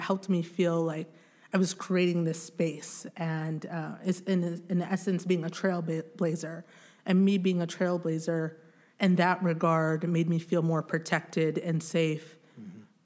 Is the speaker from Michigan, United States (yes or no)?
yes; Grand Rapids, Michigan, United States; also born or lived in Bukavu, Democratic Republic of the Congo; we moved to Grand Rapids, Michigan